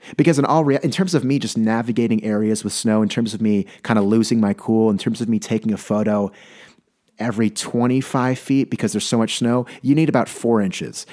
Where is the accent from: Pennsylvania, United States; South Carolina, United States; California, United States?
California, United States; moved away; I'm from California.